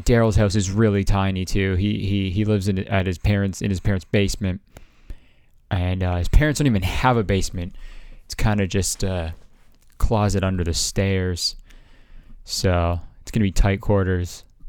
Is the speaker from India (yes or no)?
no; Canada; I'm fucking Canadian